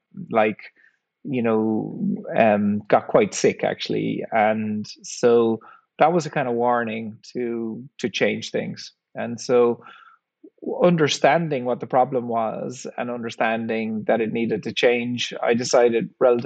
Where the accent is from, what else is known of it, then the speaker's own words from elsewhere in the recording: Ireland; I grew up in Ireland in the 1970s, and we didn't have a whole lot of money, worked on a farm